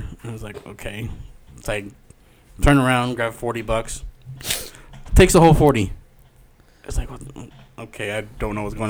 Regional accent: California, United States; we're from California.

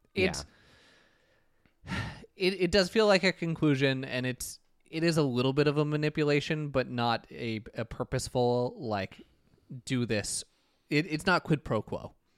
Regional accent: Minnesota, United States; now in Chicago, United States; me as a Minnesotan

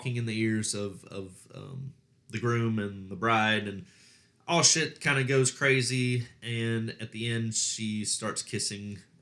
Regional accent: Alabama, United States; accent: Southern

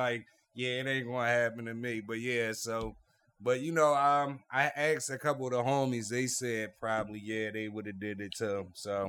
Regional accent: Philadelphia, Pennsylvania, United States; and we're from Philly

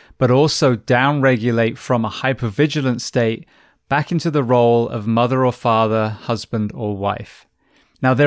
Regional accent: England, United Kingdom; now in United States; the UK, where I'm from originally

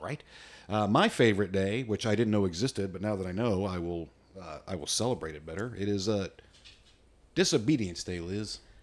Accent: United States; I'm an American redneck

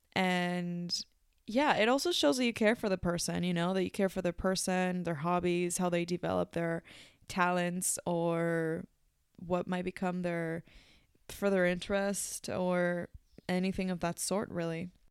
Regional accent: Mexico; now in New Zealand; my home country, Mexico

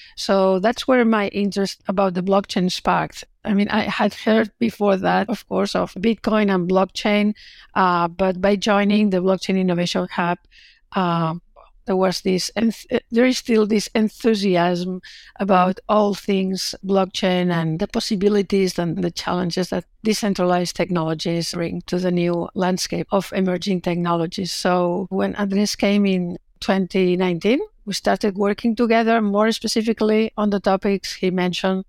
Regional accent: Barcelona, Catalonia, Spain; moved away as an adult; now in Melbourne, Australia; I'm originally from Barcelona

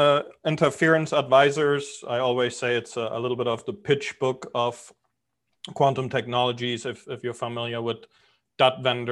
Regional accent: Germany; moved away as an adult; also born or lived in Europe / New York City, United States; now in Miami Beach, United States; I'm originally from Germany. I grew up all over Europe. Moved to the US 20 years ago, spent 15 years in New York City.

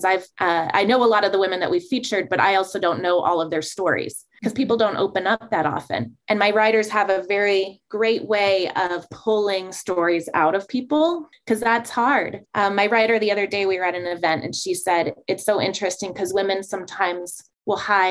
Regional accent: Prescott, Arizona, United States; it allowed me to stay in my hometown.

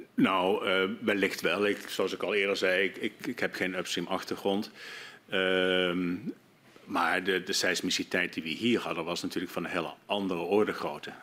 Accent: Netherlands; moved away as an adult; zeker ook als Nederlander

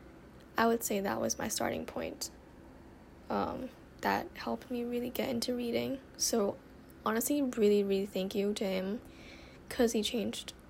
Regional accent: Thailand; also born or lived in Bangkok / Nonthaburi; I'm living in Thailand. I was born in Thailand

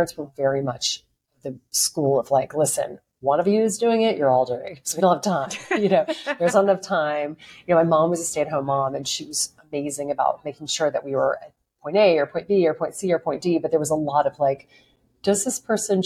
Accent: Lake Charles, Louisiana, United States; now in New York, United States; I grew up in a place called Lake Charles, Louisiana

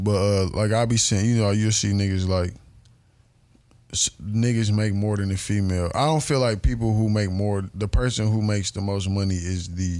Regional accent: Mississippi, United States; That's why I fucked with how we was raised in Mississippi. Because, nigga, everybody was outside, nigga.

